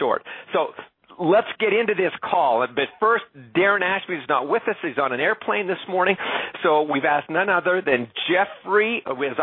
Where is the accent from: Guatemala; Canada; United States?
Canada; I'm Canadian